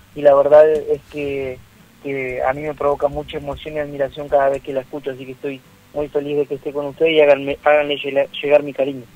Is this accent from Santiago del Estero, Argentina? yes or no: no; El Maitén, Chubut, Argentina; born or raised there